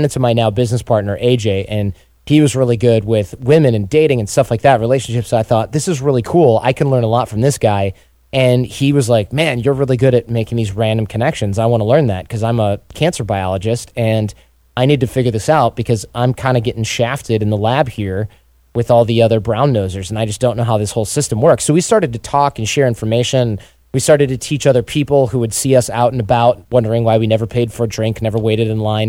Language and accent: English; Detroit, Michigan, United States; born or raised there